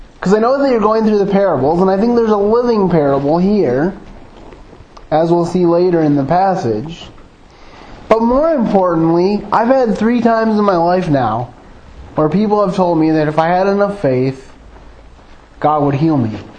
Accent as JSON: {"language": "English", "town": "Grand Rapids", "region": "Michigan", "country": "United States", "tie": "born or raised there", "also_born_or_lived": "Jackson, Michigan", "said": "for the greater part of my childhood, I was raised in um, suburban Grand Rapids, and but I was born in Jackson, Michigan"}